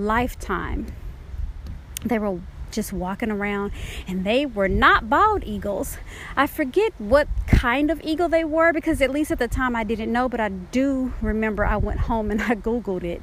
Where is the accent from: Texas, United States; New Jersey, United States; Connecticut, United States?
Texas, United States; Dallas; moved away; also born or lived in Oklahoma / Georgia; When I was growing up in Dallas, Texas